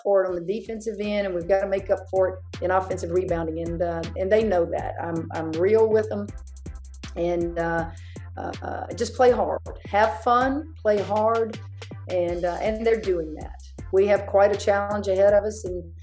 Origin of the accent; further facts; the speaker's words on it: Hammond, Louisiana, United States; I grew up in Hammond.